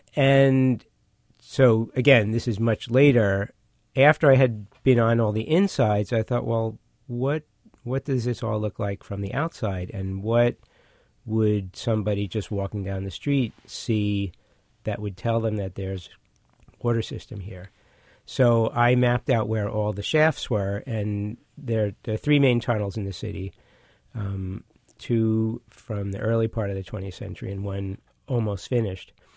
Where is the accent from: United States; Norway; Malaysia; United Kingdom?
United States; New York City, New York; also born or lived in Manhattan; when I grew up in Brooklyn